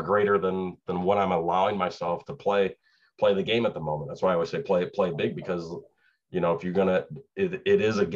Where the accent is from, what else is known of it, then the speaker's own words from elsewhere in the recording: Chicago, Illinois, United States; moved away as an adult; now in Suwanee, Georgia, United States; I grew up in Chicago, around Chicago.